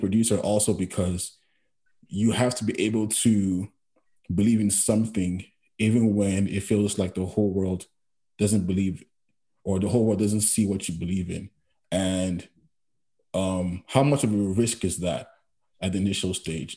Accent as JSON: {"language": "English", "country": "Nigeria", "tie": "born or raised there", "moved": "as an adult", "lives_now": "Canada", "said": "growing up in Nigeria"}